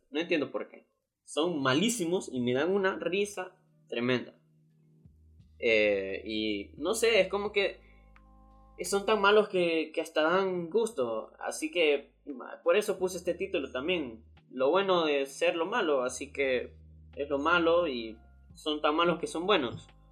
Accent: Honduras; aquí en mi país Honduras

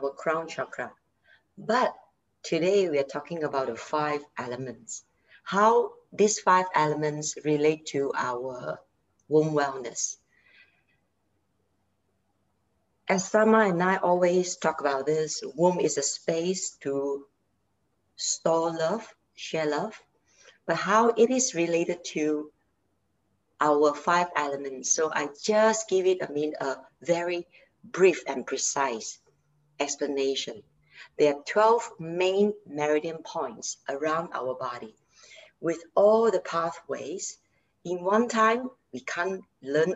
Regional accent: Malaysia; I'm from Malaysia and I'm a yoga instructor

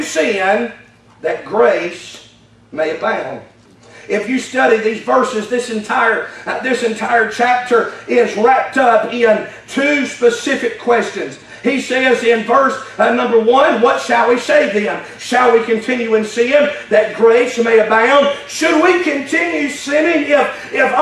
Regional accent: United States; allowing me to be born in this nation

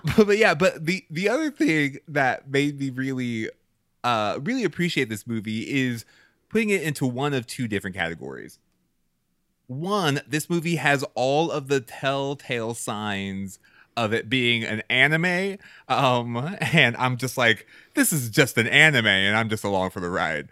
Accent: Texas, United States; I grew up in Texas

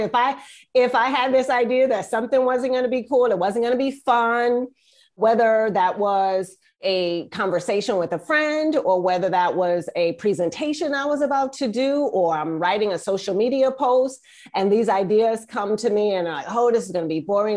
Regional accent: East Coast, United States; now in Northern California, United States; I am from the East Coast, but right now I live in Northern California

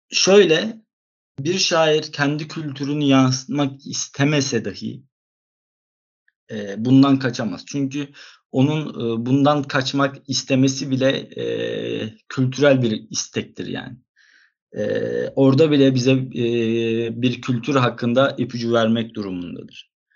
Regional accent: Izmir, Turkey; also born or lived in Istanbul

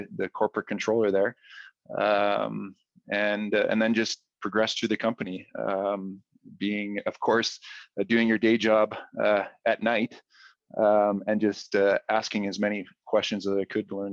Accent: Edmonton, Alberta, Canada; moved away as an adult; now in Calgary, Canada; I'm from Edmonton, a U of A grad. Moved to Calgary after graduating

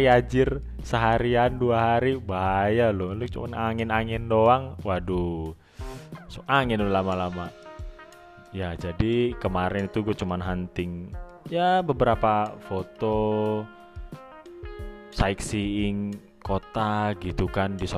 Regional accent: Indonesia; nggak cuman di negara asal gue di Indonesia tapi di Timur Tengah ini juga lagi semakin parah

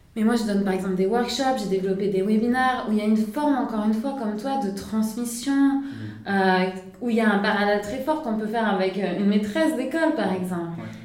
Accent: Nice, Provence-Alpes-Côte d'Azur, France; moved away as an adult; also born or lived in Singapore / Lausanne; je viens de Nice. donc un endroit assez ensoleillé comme ici aujourd'hui à Lausanne. Euh, donc j'ai grandi euh, à Nice

